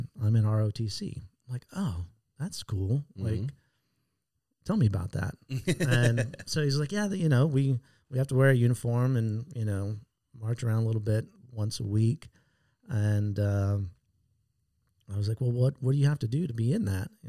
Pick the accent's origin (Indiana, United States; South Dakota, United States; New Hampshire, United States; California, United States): California, United States; San Diego; Born and raised in San Diego